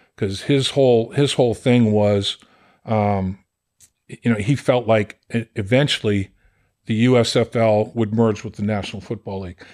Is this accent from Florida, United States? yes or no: no; Boston, Massachusetts, United States; I'm from Boston